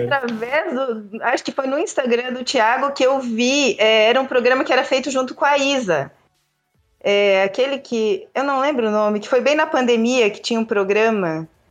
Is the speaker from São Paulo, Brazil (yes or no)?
no; interior of Santa Catarina, Brazil; also born or lived in Joinville; now in Florianópolis, Brazil; eu sou do interior do estado de Santa Catarina